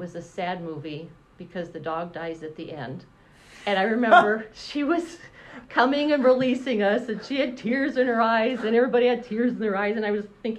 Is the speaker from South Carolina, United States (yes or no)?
no; Indiana, United States; also born or lived in South Bend, Indiana; I grew up here, was born in South Bend, but we moved here halfway through first grade.